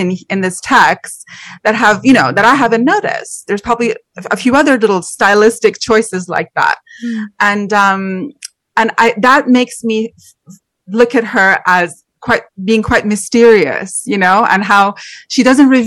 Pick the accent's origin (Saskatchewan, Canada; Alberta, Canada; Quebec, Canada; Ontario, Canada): Quebec, Canada; Montreal; I'm actually Canadian. I'm from Montreal.